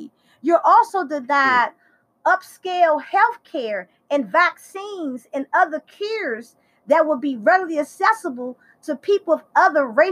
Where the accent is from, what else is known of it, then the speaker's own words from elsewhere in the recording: Washington, District of Columbia, United States; I'm from Southeast Washington, D.C.